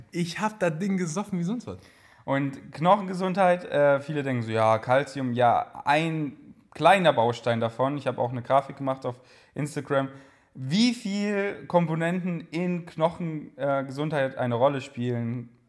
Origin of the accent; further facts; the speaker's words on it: Bavaria, Germany; Ich komme aus Bayern. Soll ich jetzt nur auf Bayerisch reden?